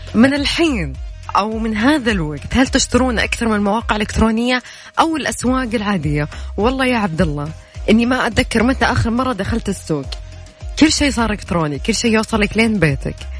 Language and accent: Arabic; Riyadh, Riyadh Province, Saudi Arabia; احنا عندنا في الرياض